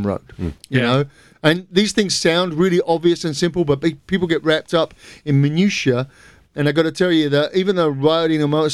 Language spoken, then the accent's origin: English; England, United Kingdom; I am English